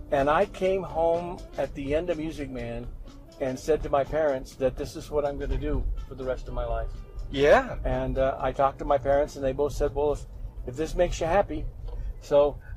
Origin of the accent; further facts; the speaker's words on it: Hemet, California, United States; now in Farmington, United States; I was born and raised in Southern California. I was born in a small agricultural town called Hemet. So I was raised in a baseball family, and I played baseball and in this little agricultural town.